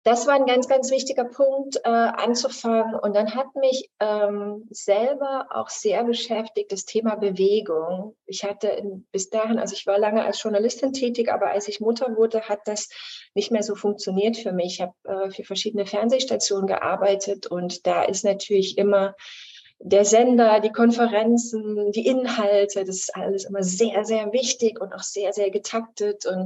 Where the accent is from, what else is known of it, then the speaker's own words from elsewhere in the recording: Chemnitz, Saxony, Germany; ich komme aus Chemnitz ursprünglich, meine Eltern leben da auch noch